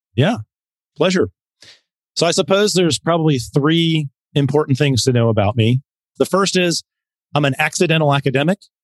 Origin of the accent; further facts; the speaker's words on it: Montana, United States; moved away; I'm originally from Montana. So I'm a very yes. proud, yes, very proud Montanan.